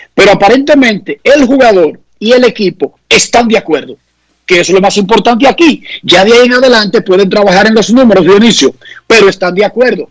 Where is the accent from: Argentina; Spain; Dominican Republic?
Dominican Republic